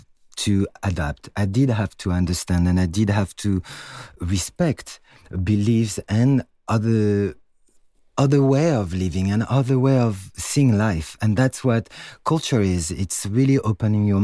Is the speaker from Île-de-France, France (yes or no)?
yes; Paris, Île-de-France, France; moved away as an adult; also born or lived in New York; I was born and raised in Paris, so I am French